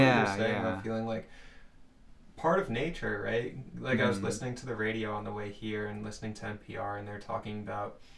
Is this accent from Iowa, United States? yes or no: no; Long Island, New York, United States; moved away as an adult; I'm from Long Island, New York originally.